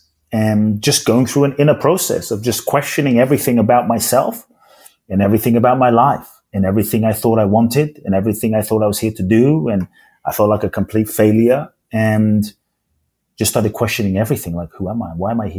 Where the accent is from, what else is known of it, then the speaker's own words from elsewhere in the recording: Ghana; now in United Kingdom; Like, I don't feel like I'm from Ghana, even though I'm from Ghana. I don't feel like I'm British, even though I live in the UK. I don't feel like I'm Japanese.